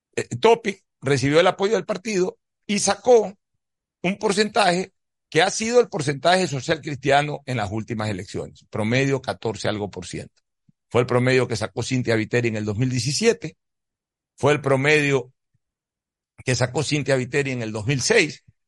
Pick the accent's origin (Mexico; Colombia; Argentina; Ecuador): Ecuador